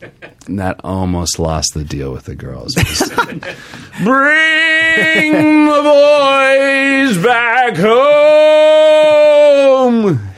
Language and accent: English; Little Rock, Arkansas, United States; moved away as an adult; also born or lived in Amherst, Massachusetts; I'm from Arkansas.